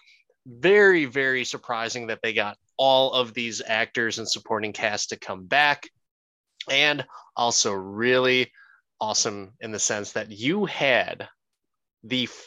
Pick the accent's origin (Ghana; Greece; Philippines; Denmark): Philippines; I am Filipino